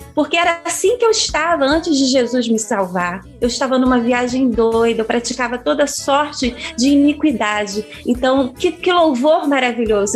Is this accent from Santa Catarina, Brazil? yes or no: no; São Gonçalo, Rio de Janeiro, Brazil; eu nasci no Rio de Janeiro, mas eu sou filha de um nordestino arretado